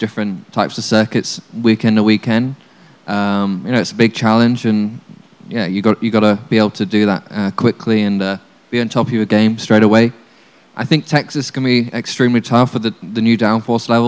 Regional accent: Dubai, United Arab Emirates; I was growing up in Dubai and karting there from the beginning

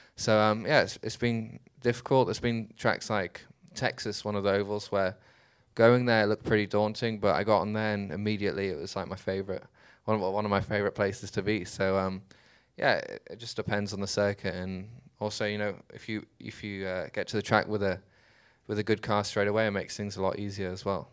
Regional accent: Dubai, United Arab Emirates; I was born in Dubai, I grew up there

